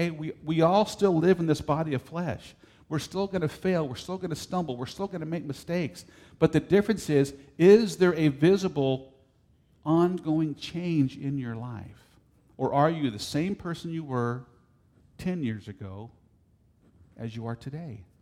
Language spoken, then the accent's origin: English; Texas, United States; also born or lived in California; we came from, we came from Texas by way of California. I won't say that too loudly, okay? And man, if you went to church in California, you were a on fire Christian because nobody goes to church out there.